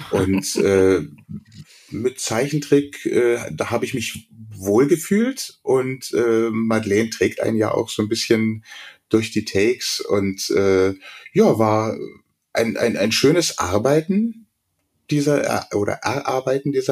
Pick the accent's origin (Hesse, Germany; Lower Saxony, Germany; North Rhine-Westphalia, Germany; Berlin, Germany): Berlin, Germany; now in Munich, Germany; ich bin ja gebürtiger Berliner, bin zwar seit 75 in München, aber ich habe tatsächlich eher einen münchnerischen Akzent gehabt immer